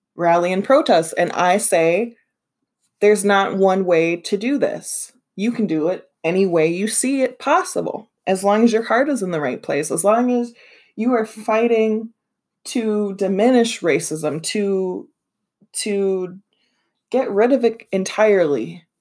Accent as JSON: {"language": "English", "region": "Minnesota", "country": "United States", "said": "I'm from Minnesota"}